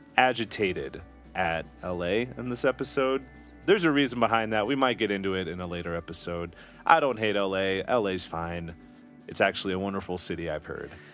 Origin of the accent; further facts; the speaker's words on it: the South, United States; I'm from the South